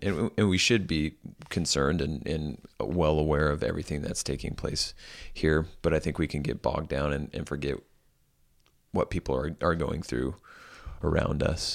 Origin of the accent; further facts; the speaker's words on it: United States; as American Christians